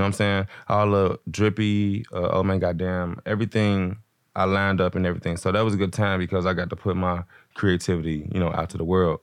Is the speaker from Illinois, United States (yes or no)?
yes; Chicago, Illinois, United States; also born or lived in Denver, Colorado; I'm from Chicago originally